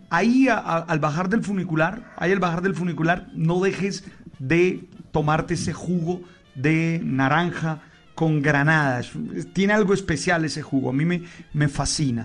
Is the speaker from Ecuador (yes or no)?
no; Caribbean Region, Colombia; yo nací en el Caribe